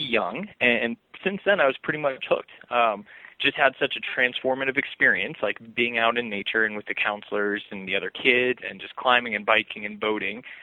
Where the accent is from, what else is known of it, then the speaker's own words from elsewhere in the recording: Los Angeles, California, United States; also born or lived in Pennsylvania; I was born in Los Angeles so the concrete jungle out there